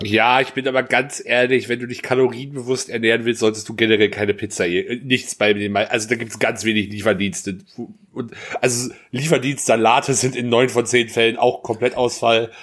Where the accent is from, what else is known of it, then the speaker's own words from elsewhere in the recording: Germany; wir sind Deutsche